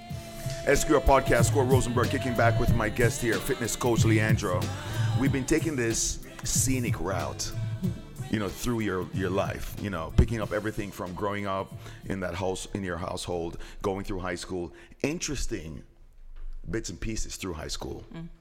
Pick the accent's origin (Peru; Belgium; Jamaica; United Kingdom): Jamaica; I'm Jamaican.